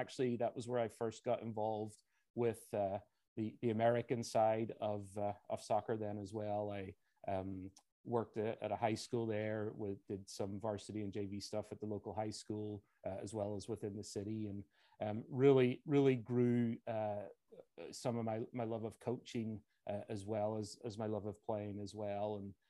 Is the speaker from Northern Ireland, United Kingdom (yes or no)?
yes; Belfast, Northern Ireland, United Kingdom; moved away as an adult; now in Lincoln, Nebraska, United States; I'm originally from Belfast, Northern Ireland, and was born and raised there and went to school there.